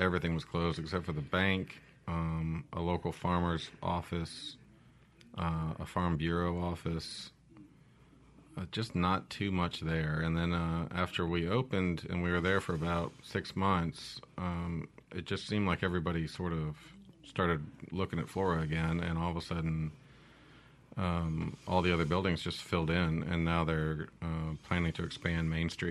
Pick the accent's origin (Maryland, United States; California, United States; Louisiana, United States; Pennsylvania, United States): Louisiana, United States; Monroe; moved away as an adult; also born or lived in Hawaii; now in Mississippi, United States; I'm from Hawaii, and I moved to Monroe when I was 7, and I left when I was 18 to join the military